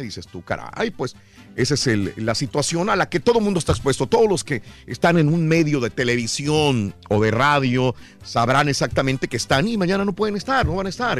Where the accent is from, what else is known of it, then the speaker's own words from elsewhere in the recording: Mexico; yo, todos los mexicanos somos admiradores de …